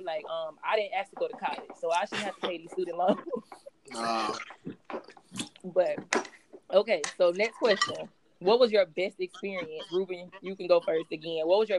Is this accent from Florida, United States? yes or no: yes; Jacksonville, Florida, United States; Especially when you're from Duval.